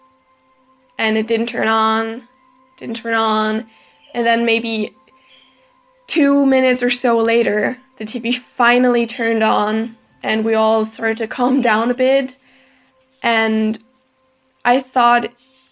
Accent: Germany; I'm from Germany

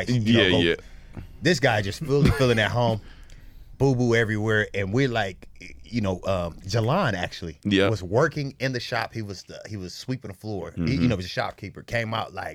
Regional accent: Sacramento, California, United States; now in Los Angeles, United States; I was raised up in Sacramento

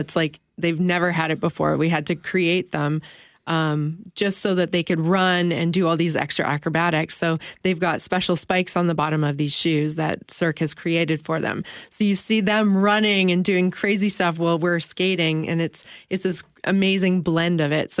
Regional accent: Steinbach, Manitoba, Canada; also born or lived in Winnipeg; I grew up in Steinbach, and I skated in Steinbach, and I started off competing until very high level, and I ended up moving to the city to train

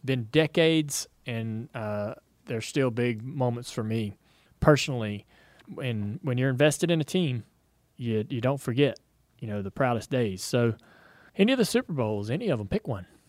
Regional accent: Charlotte, North Carolina, United States; where I grew up here in Charlotte

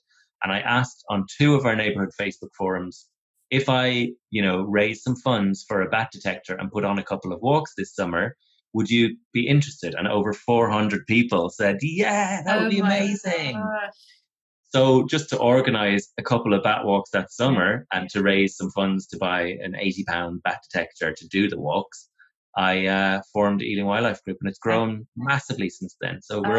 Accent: Celbridge, County Kildare, Ireland; also born or lived in Kilkenny / Galway / Cork; I was born in Kilkenny, yeah. We moved around quite a bit. Mum and Dad are both from Kilkenny, but we moved to Galway first, then to Cork. And then from the time I was about 12, I grew up in County Kildare, right near Dublin border, Selbridge.

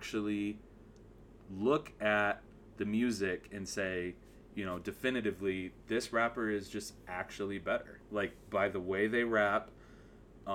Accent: Southwest Michigan, United States; I'm from Southwest Michigan

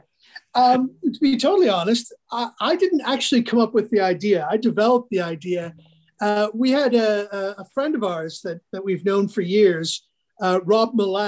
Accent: Northern Alberta, Canada; I'm from Northern Alberta. I grew up here.

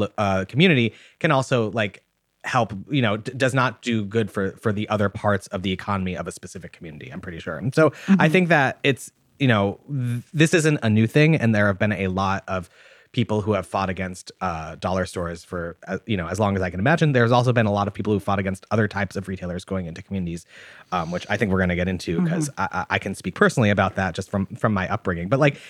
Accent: Massachusetts, United States; I remember in the 90s, where I grew up specifically in Massachusetts, there was a huge movement to, when Walmart wanted to open in the area that I grew up

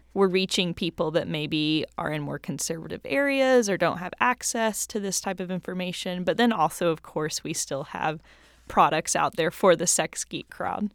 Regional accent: Knoxville, Tennessee, United States; I grew up in Knoxville, Tennessee

